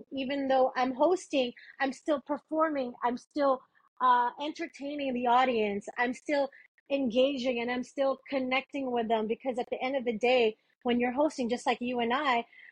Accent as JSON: {"language": "English", "town": "Manila", "region": "Metro Manila", "country": "Philippines", "tie": "born or raised there", "moved": "yes", "lives_now": "United States", "said": "I'm originally from the Philippines"}